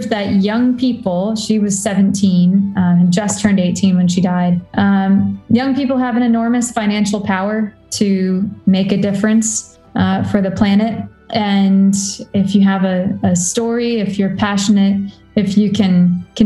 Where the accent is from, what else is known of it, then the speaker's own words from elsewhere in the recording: Washington, District of Columbia, United States; I am from Washington, D.C., and I'm the founder and executive director of Reserva, the Youth Land Trust.